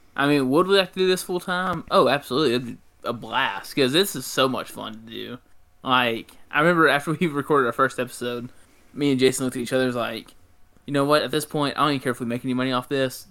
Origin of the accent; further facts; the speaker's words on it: Mississippi, United States; I'm from Mississippi.